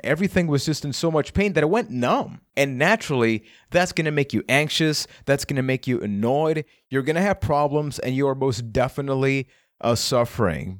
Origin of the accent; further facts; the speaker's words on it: Puerto Rico; I am from Puerto Rico.